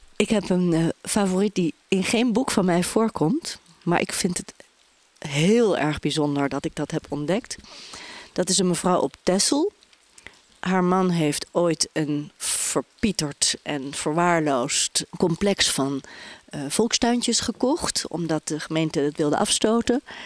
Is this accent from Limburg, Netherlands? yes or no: no; Bilthoven, Utrecht, Netherlands; moved away; also born or lived in Amsterdam; In een dorpje midden-Nederland, bij Utrecht. Ik ben geboren in Beeldhoven.